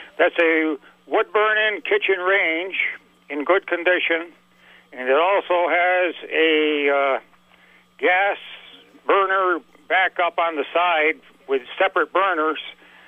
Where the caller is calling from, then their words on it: Port Henry, New York, United States; I'm calling from the Port Henry, New York area.